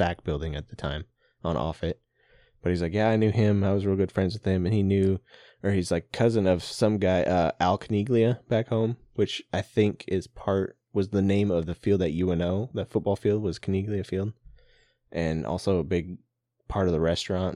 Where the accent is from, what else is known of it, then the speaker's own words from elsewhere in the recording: Papillion, Nebraska, United States; moved away; we're from the Papillion area